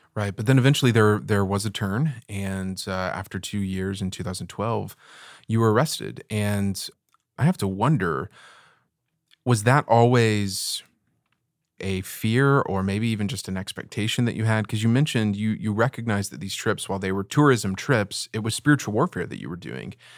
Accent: Texas, United States; I'm from Texas

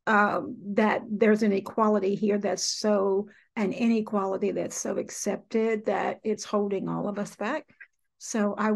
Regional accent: Willisville, Arkansas, United States; I grew up in South Arkansas in a little bitty town called Willisville, Arkansas

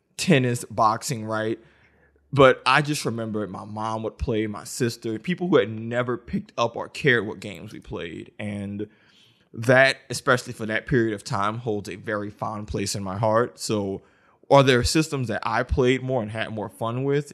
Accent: New Orleans, Louisiana, United States; I'm from New Orleans. Katrina happened in oh five a year before. So, when the Wii came out, we were living in the FEMA trailer.

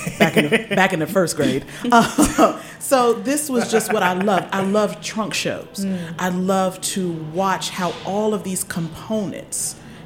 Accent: Washington, District of Columbia, United States

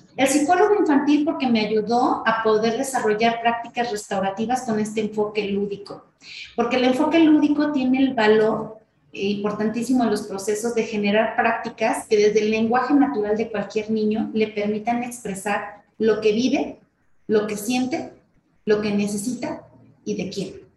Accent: State of Mexico, Mexico; En el estado de México, que es el estado de donde, de donde soy

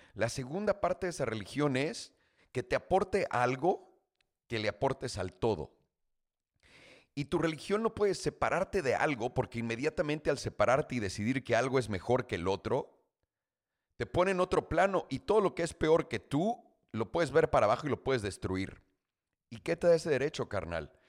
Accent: Mexico City, Mexico; moved away; yo nací, crecí en la Ciudad de México, para que todo el mundo sepa, hasta los 18 años

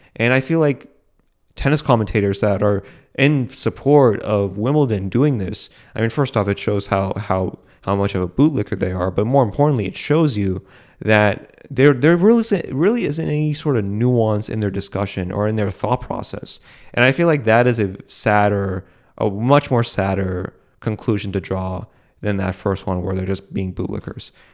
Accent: United States; I live in America, that I was able, that I was able to be born on the soil

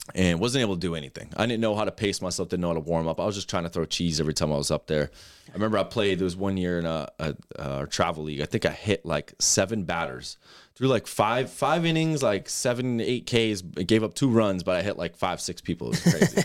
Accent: Westport, Massachusetts, United States; I grew up in Westport, Massachusetts, small town in, in Southern Mass.

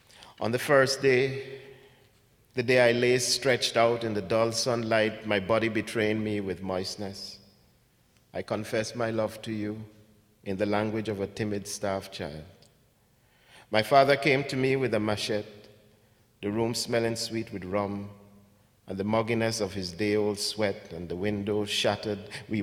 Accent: Ghana; also born or lived in England / Jamaica / Canada; now in United States; I grew up in Ghana. I was born in Ghana, lived in England for a bit, lived in Jamaica

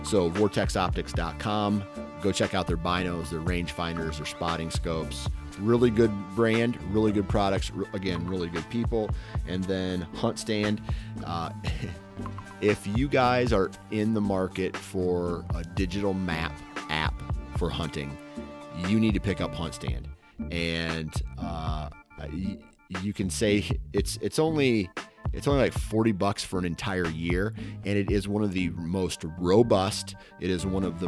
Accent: Iowa, United States; But I'm from Iowa, right?

